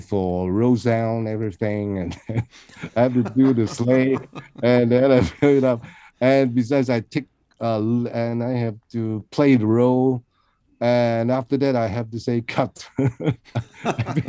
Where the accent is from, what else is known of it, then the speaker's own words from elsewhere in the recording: Hong Kong; from Hong Kong